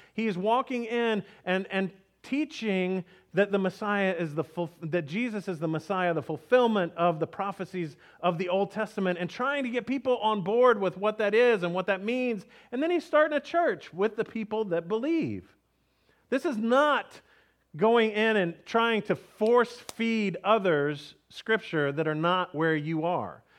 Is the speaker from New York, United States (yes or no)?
no; Texas, United States; we grew up in Texas